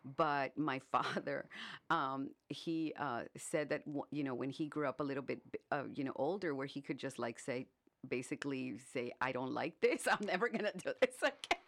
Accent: Brownsville, Texas, United States; moved away as an adult; now in Indianapolis, United States; I was born in, born and brought up in Brownsville, Texas. And, um, when I turned twenty, I moved here to Indianapolis

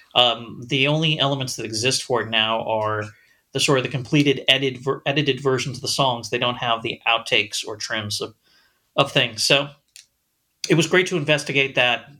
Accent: Los Angeles, California, United States; I am from Los Angeles, but I grew up in a smaller suburb.

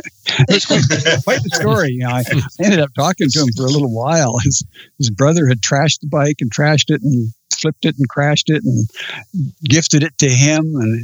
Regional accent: Australia; I'm definitely Australian.

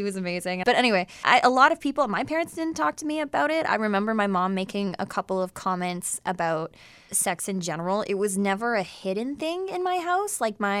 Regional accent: Essex, Ontario, Canada; Yeah, I'm from Essex.

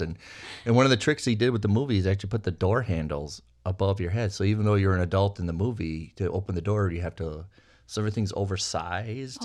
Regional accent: Minnesota, United States; I'm a kid from Minnesota

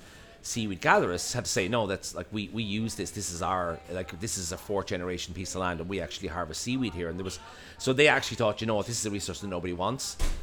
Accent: Ireland; we are, as Irish people, also obsessed with land

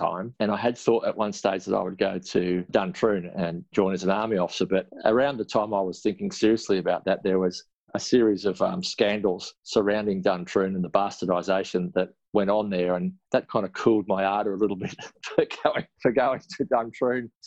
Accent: Melbourne, Victoria, Australia; also born or lived in Ararat, Victoria / Canberra; I was born in Ararat in Western Victoria. My dad was a teacher at a small country school nearby. So I spent my very early years living in the school residence. And then just before I started primary school, we moved into western suburbs of Melbourne. So I spent a lot of my school years in and around Footscray

